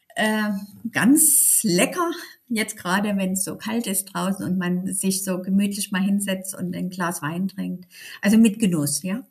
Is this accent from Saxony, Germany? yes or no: yes; Dresden, Saxony, Germany; accent: Sächsisch; moved away as an adult; also born or lived in Berlin; wieder in meiner Heimatstadt